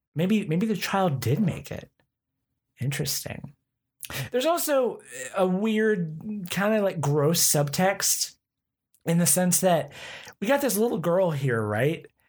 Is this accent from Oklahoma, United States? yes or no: yes; Oklahoma, United States; I'm from Oklahoma